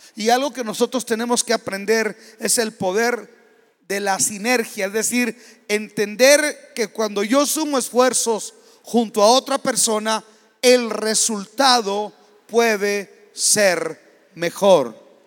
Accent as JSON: {"language": "Spanish", "country": "Mexico", "said": "como mexicanos y como latinoamericanos"}